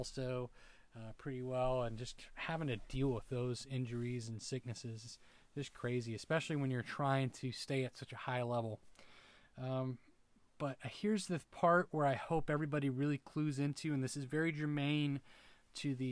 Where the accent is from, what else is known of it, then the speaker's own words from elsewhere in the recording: United States; as an American, as a U.S. fan